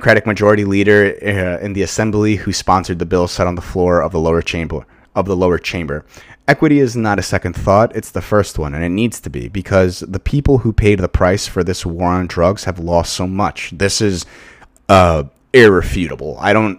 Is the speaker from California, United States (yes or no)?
no; New York, United States; where I grew up in Long Island, it's like, you would think, like, this town got, like, lost, like, in the north when it really belongs in the south.